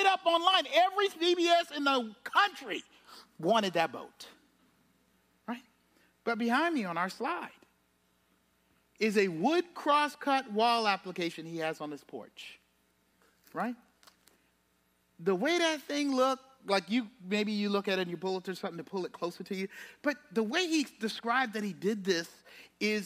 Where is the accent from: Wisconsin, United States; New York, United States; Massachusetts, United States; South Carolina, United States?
South Carolina, United States; Charleston; I'm from Charleston. I'm used to the low country